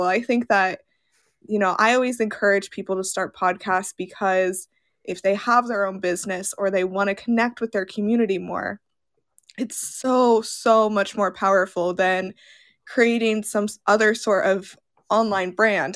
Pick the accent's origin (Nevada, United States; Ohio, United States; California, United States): Nevada, United States; Las Vegas; I grew up in Las Vegas, and I went to college in Las Vegas.